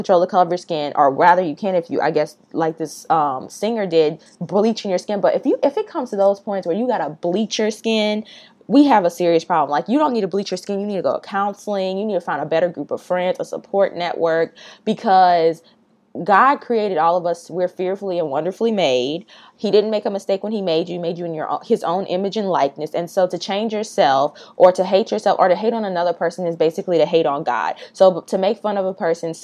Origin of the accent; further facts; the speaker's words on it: the South, United States; Growing up in the South